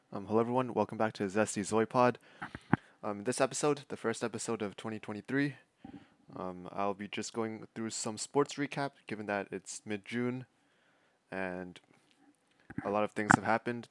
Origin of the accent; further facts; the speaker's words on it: Toronto, Ontario, Canada; Toronto F C, my hometown club.